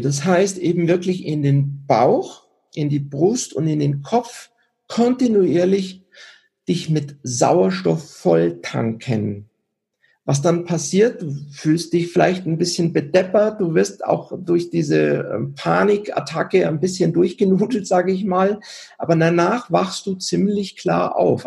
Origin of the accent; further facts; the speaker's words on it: Germany; also born or lived in Switzerland; now in Garmisch-Partenkirchen, Germany; ich bin in der Schweiz geboren, aber in Deutschland aufgewachsen